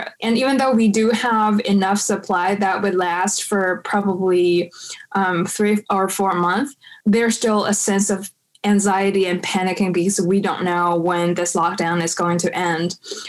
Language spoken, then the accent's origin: English; Beijing, China; English is a second language; Yeah, so I am actually a Chaoyang district native. I was born and raised in Chaoyang district